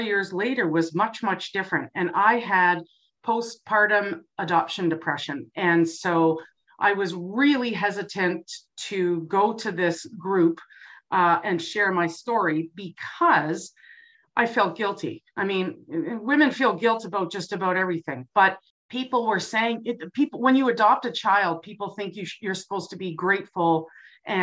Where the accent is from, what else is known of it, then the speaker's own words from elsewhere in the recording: Burlington, Ontario, Canada; moved away as an adult; now in Grande Prairie, Canada; I grew up in Burlington, Ontario